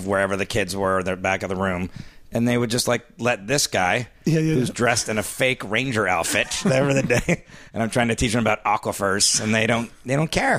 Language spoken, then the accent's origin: English; Miami, Florida, United States; moved away as an adult; also born or lived in Central New York; I'm from Miami originally